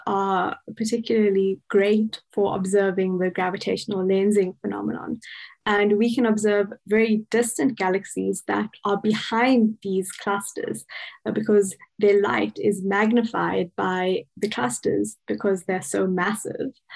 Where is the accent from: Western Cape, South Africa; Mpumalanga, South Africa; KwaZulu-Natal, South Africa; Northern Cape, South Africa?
Western Cape, South Africa; Cape Town; moved away as an adult; also born or lived in Pretoria, South Africa; now in Bonn, Germany; I'm originally from Cape Town in South Africa